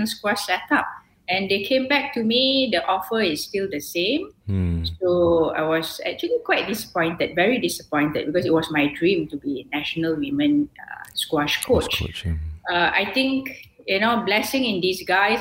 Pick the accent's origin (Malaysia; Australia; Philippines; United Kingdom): Malaysia; as Malaysian